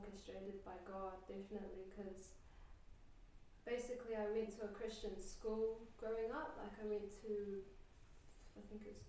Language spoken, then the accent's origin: English; Cook Islands; also born or lived in Australia / New Zealand; I was brought up pretty much in Waro my whole life